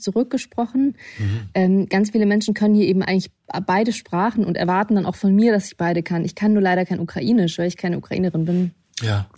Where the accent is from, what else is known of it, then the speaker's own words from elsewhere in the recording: Russia; now in Germany; ich bin in Russland geboren und kann entsprechend Russisch